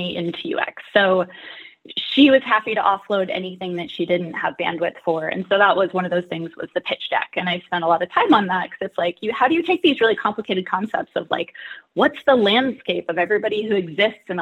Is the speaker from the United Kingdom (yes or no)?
no; Nevada City, California, United States; moved away as an adult; also born or lived in Boston / San Francisco; now in Seattle, United States; tried moving to my hometown of Nevada City, California for a year